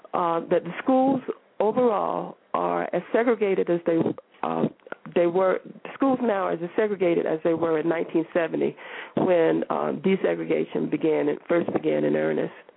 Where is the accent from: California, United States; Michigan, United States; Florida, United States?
Florida, United States; the state of Florida, you know, my home state